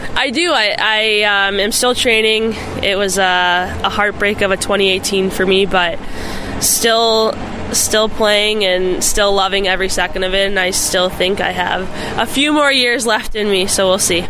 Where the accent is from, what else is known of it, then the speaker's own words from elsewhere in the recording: Buffalo Grove, Illinois, United States; moved away as an adult; also born or lived in Minnesota; I grew up in Buffalo Grove and actually played for Team Illinois